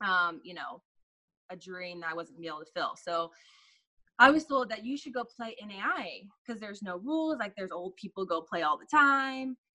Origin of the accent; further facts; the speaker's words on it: Sand Springs, Oklahoma, United States; also born or lived in Sapulpa, Oklahoma / Owasso, Oklahoma / Tulsa, Oklahoma; I grew up in Sand Springs